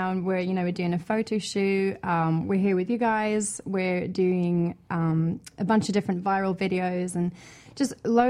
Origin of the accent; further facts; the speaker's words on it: around London area, United Kingdom; moved away as an adult; also born or lived in Wales; now in Orlando, United States; I'm originally from the UK. I was born in Wales, and I grew up most of my life in England, around London area, and I moved to the US, mm-hmm. Orlando, Florida, about 6 years ago.